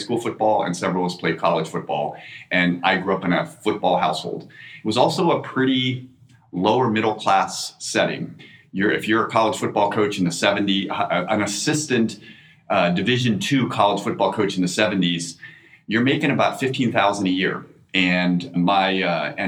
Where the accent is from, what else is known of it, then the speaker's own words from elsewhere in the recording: Newark, Delaware, United States; I grew up in Delaware, Newark, Delaware